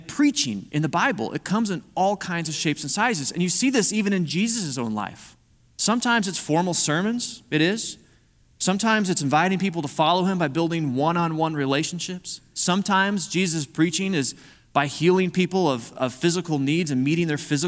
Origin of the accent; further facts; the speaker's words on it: Missouri, United States; I'm from Missouri